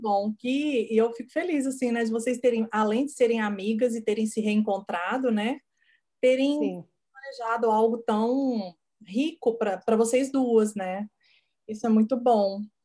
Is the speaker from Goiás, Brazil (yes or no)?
yes; Goiás, Brazil; first language Portuguese; moved away; eu sou de Goiás